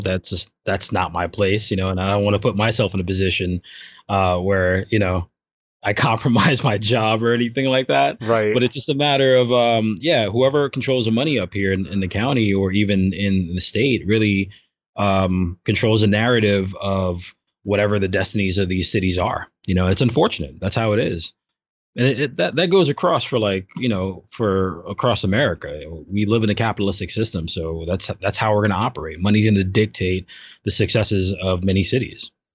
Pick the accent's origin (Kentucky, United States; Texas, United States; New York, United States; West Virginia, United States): New York, United States; New York City; I grew up in Brooklyn